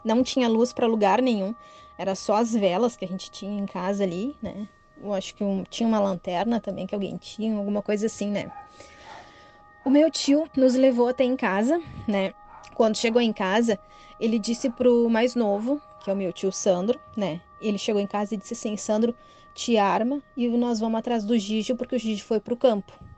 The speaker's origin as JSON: {"language": "Portuguese", "town": "Cachoeirinha", "region": "Rio Grande do Sul", "country": "Brazil", "tie": "born or raised there", "said": "moro no bairro muito próximo aqui da casa onde eu nasci e me criei"}